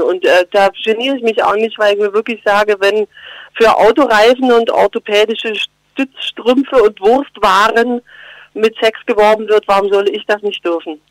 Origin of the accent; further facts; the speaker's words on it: Geislingen an der Steige, Baden-Württemberg, Germany; accent: Swabian; now in Berlin, Germany; bei uns schätzt man Schwäbisch, klar, natürlich, in Geislingen an der Steige